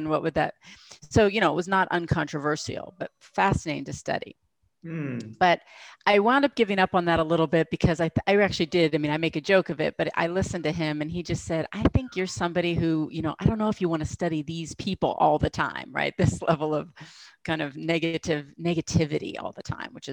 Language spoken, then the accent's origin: English; United States; being American